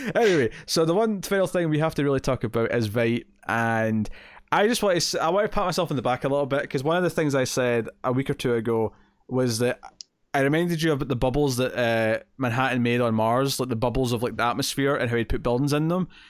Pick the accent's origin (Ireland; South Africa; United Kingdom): United Kingdom; Scotland; We're proud to be Scottish